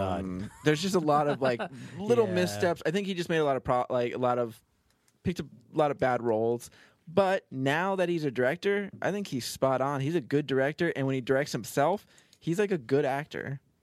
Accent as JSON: {"language": "English", "region": "Florida", "country": "United States", "said": "I'm from Florida"}